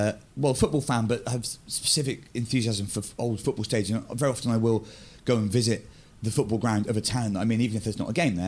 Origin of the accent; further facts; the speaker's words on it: Bristol, South West England, United Kingdom; I grew up in Bristol, in fact, almost in Wales.